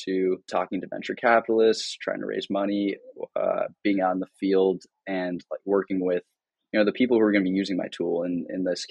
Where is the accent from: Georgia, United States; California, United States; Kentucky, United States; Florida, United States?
California, United States; Cupertino; I grew up in the Bay Area in California in a small town called Cupertino